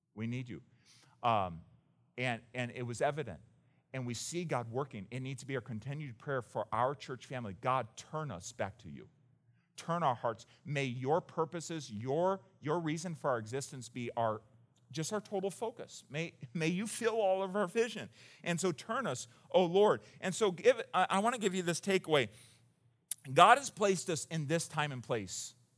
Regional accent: United States; as an American

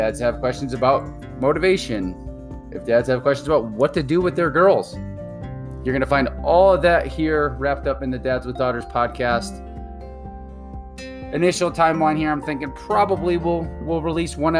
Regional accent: New England, Connecticut, United States; moved away as an adult; now in Arizona, United States; born and raised in New England

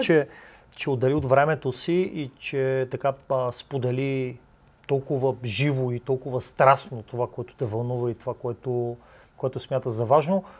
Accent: Bulgaria; ние като българи

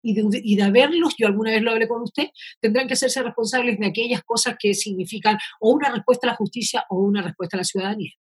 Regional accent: Chile; somos varios los chilenos

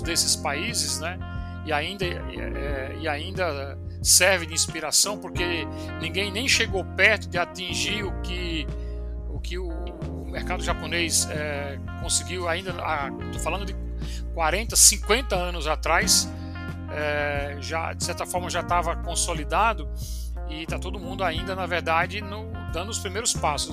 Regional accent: João Pessoa, Paraíba, Brazil; moved away as an adult; now in São Paulo, Brazil; vim para São Paulo, sou de João Pessoa. É, estudei lá na Universidade Federal, vim para São Paulo fazer mestrado

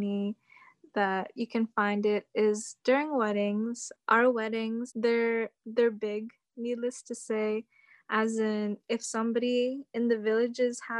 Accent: Cordillera Administrative Region, Philippines; moved away; also born or lived in Amherst, Massachusetts, United States; So I'm from the Philippines, but I identify as an indigenous person from there. And I'm located up in the mountains, like the northern part of the Philippines.

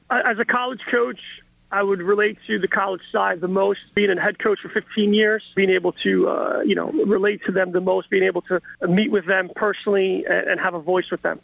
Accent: New York, United States; a kid growing up in New York

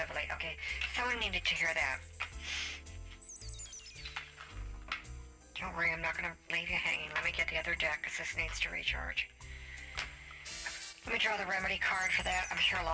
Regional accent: Las Vegas, Nevada, United States; I'm from Vegas.

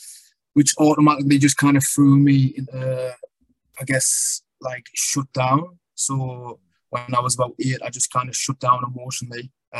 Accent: the north of England, United Kingdom; also born or lived in London; I was born in London. My mother was from London. My dad was from the north of England.

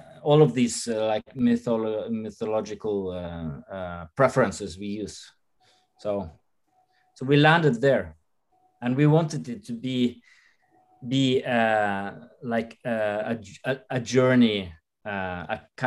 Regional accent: Norway; we grew up with like in Norway as a very like old school Protestantic system

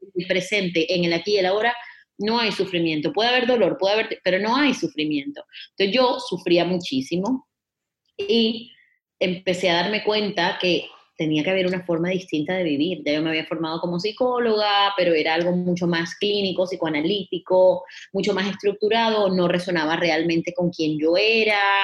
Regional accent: Barranquilla, Atlántico, Colombia; moved away; estaba yo de vacaciones en Barranquilla, mi ciudad natal, en Colombia

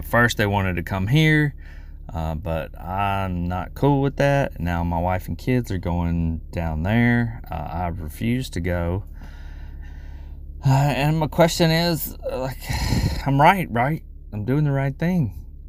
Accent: Mississippi, United States; I'm from Mississippi.

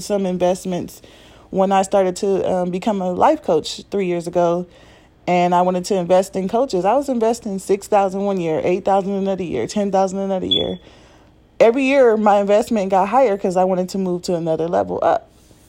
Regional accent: Compton, California, United States; I grew up in Compton, California in L.A. and some of the bad neighborhoods

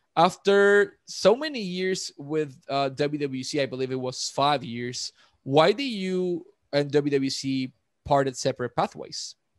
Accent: Ponce, Puerto Rico; Ponce, my hometown.

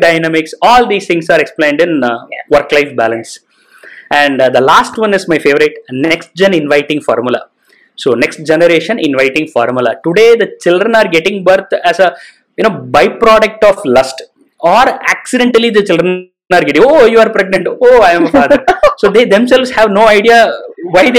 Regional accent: India; we right now in India

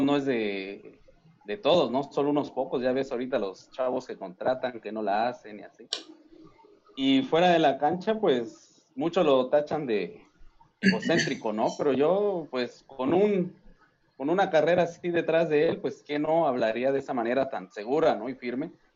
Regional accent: Mexico; como mexicanos

